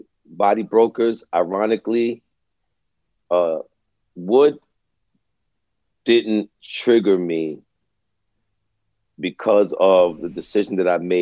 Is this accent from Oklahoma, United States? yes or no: no; New York City, New York, United States; I grew up in Brooklyn, man. I grew up in East Flatbush, Brooklyn